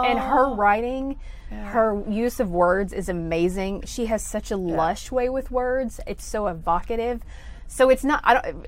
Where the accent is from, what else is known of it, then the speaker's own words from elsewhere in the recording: Jacksonville, Arkansas, United States; In Arkansas, Jacksonville, Arkansas, which is near Little Rock